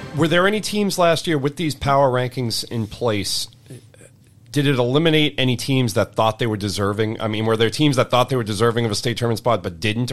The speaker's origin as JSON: {"language": "English", "region": "Eastern Massachusetts", "country": "United States", "tie": "born or raised there", "said": "growing up in Eastern Mass"}